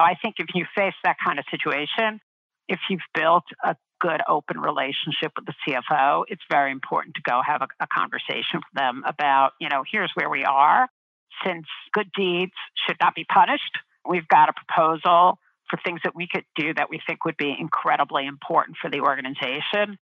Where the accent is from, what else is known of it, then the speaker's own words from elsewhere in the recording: New York City, New York, United States; I grew up in Brooklyn